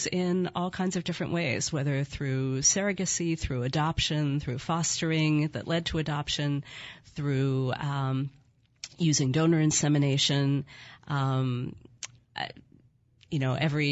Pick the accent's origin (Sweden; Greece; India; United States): United States; Philadelphia, Pennsylvania; moved away as an adult; also born or lived in Connecticut / Washington, D.C.; now in Portland, United States; I grew up in Philadelphia and went to school in Connecticut, lived in Washington, D.C., and then moved to Portland, Oregon